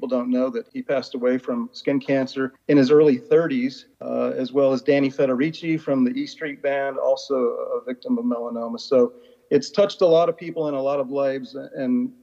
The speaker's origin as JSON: {"language": "English", "region": "Florida", "country": "United States", "tie": "born or raised there", "moved": "yes", "lives_now": "Washington, D.C. area, United States", "said": "growing up in Florida"}